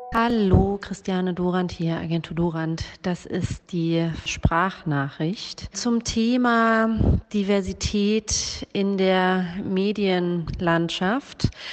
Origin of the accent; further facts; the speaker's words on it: Germany; ich bin weiß und in Deutschland geboren